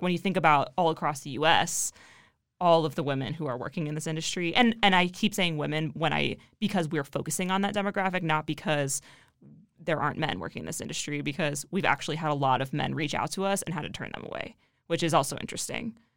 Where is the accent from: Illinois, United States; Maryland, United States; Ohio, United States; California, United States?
Ohio, United States; I'm from Ohio